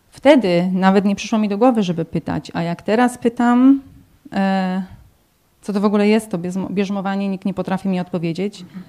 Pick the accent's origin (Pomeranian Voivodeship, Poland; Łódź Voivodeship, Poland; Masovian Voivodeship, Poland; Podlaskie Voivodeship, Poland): Łódź Voivodeship, Poland; Tomaszów Mazowiecki; now in Corby, United Kingdom; jestem z Tomaszowa Mazowieckiego